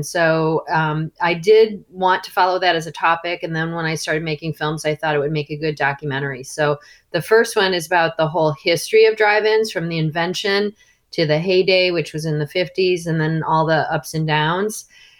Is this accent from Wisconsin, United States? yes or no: no; Chicago, Illinois, United States; I grew up in the Chicago area